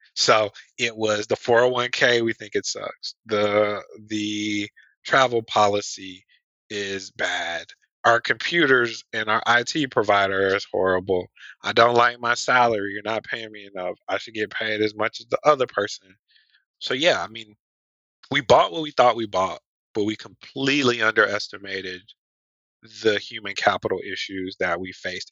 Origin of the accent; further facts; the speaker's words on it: Atlanta, Georgia, United States; also born and raised in Atlanta, Georgia